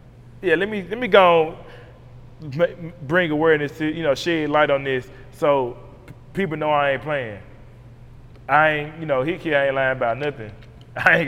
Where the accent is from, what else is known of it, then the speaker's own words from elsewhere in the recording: Memphis, Tennessee, United States; this is my hometown